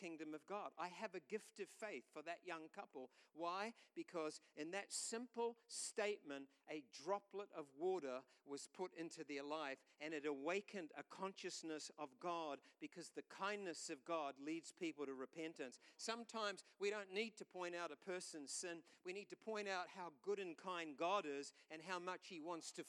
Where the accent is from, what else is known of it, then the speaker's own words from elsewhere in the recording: New Zealand; we're from New Zealand